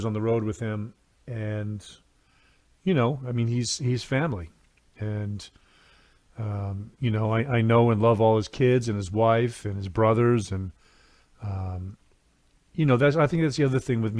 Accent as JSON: {"language": "English", "region": "New England", "country": "United States", "tie": "born or raised there", "said": "I grew up in New England"}